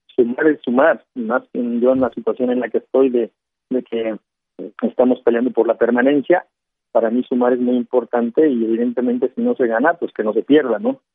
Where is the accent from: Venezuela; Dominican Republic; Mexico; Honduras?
Mexico; nosotros los mexicanos